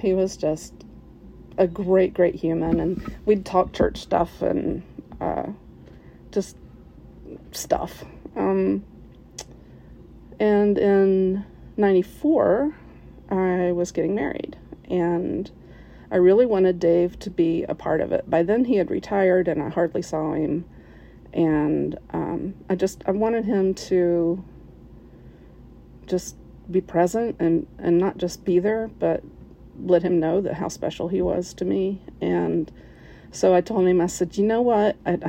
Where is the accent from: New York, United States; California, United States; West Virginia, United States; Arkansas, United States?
West Virginia, United States; now in Cincinnati, United States; And compared to where I grew up in West Virginia, you know, Cincinnati is a pretty big town. And my accent's mostly gone